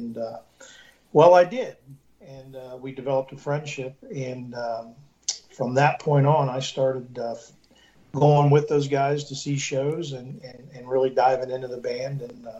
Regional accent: Ohio, United States; I grew up here in Ohio, and Ohio still is stuck in the 80s.

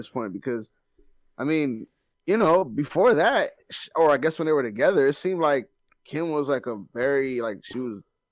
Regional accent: Maryland, United States; we are from Maryland.

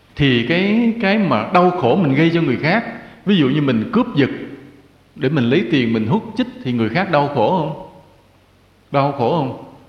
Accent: Vietnam; quê hương Việt Nam

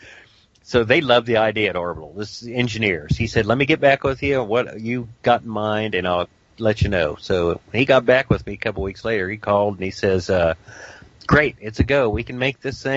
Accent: Dayton, Ohio, United States; I grew up in Dayton, Ohio, and I was a rock's throw practically from the Wright-Patterson Air Force Base

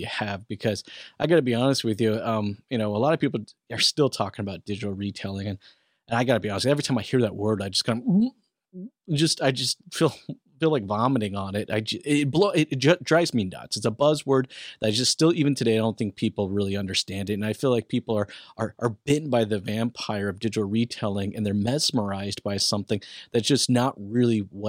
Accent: United States; moved away; I'm an American.

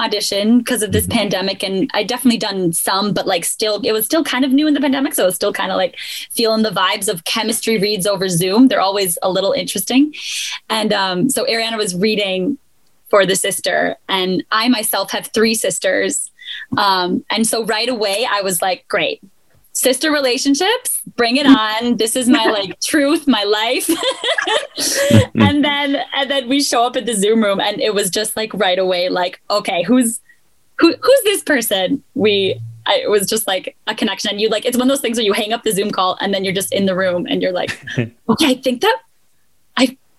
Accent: Minnesota, United States; I'm from Minnesota

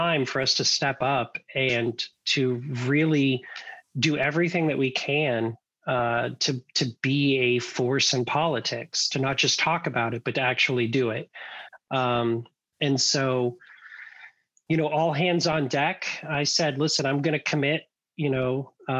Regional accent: Bloomington, Indiana, United States; I grew up in Bloomington, Indiana

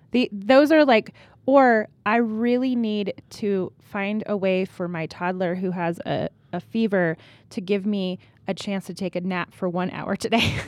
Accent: California, United States; now in Colorado, United States; I'm from California

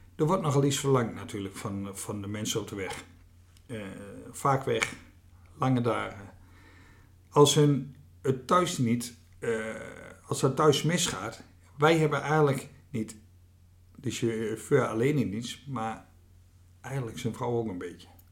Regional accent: Veluwe, Gelderland, Netherlands; moved away as an adult; also born or lived in Achterhoek; van oorsprong kom ik van de Veluwe

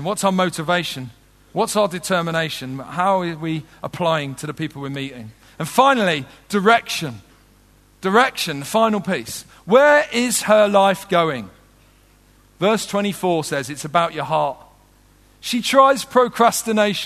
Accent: London, United Kingdom; also born or lived in Wolverhampton; I did grow up in southeast London, though I was born in Wolverhampton

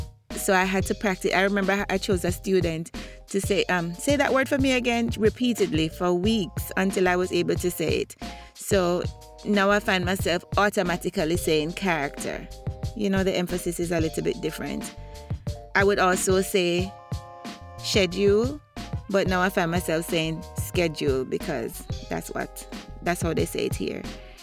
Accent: Jamaica; As children growing up in Jamaica, we would communicate in what we call gypsy.

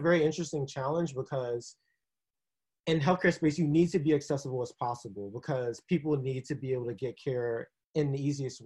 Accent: East Coast, United States; also born or lived in Texas; My mom was originally from Texas, but I'm from the East Coast and just decided to kind of come back to just be here with my East Coast people.

